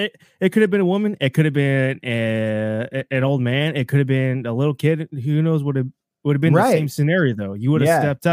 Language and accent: English; Texas, United States